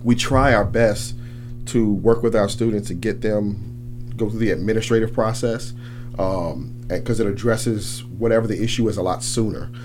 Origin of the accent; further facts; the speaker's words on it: New Orleans, Louisiana, United States; moved away as an adult; also born or lived in Thibodaux, Louisiana; I'm actually born and raised in New Orleans. I grew up on the West Bank.